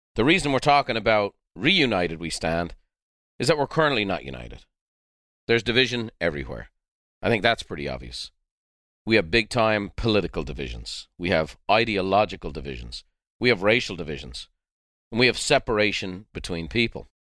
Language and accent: English; Dublin, Leinster, Ireland; moved away; I'm a white boy from the south side of Dublin